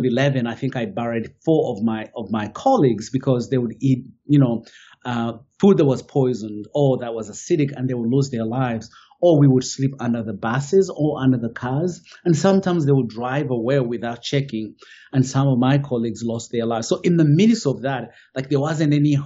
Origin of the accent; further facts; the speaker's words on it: Uganda; English is a second language; moved away as an adult; also born or lived in Kampala, Uganda; now in United States; I grew up in Uganda, in a small little village at the border of Uganda and Rwanda.